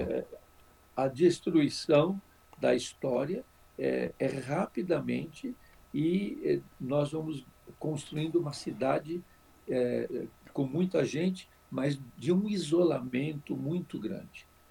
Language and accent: Portuguese; São Paulo, Brazil; also born or lived in Araraquara / Bragança Paulista; eu sou nascido aqui em São Paulo, em 1948, tenho 72 anos, prestes a fazer 73 agora em dezembro